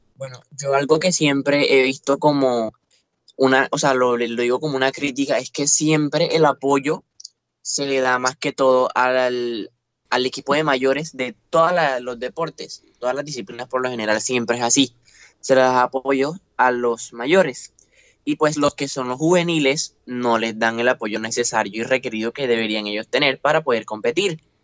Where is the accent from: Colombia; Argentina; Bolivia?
Colombia; Montería, Córdoba; de decir que soy costeño, de decir que soy monteriano